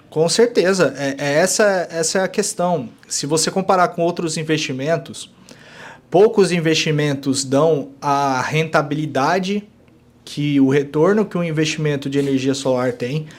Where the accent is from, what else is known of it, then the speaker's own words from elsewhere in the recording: Goiás, Brazil; Eu sou goiano